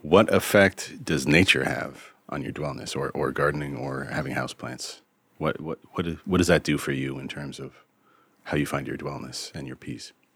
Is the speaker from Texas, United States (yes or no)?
no; Vermont, United States; here is my home state of Vermont. I am what the locals refer to as a woodchuck, uh, meaning that my family's been in the state